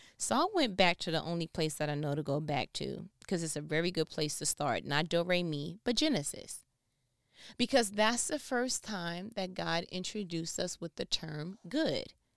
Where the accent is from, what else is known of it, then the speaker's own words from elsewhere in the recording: New York, United States; I'm from New York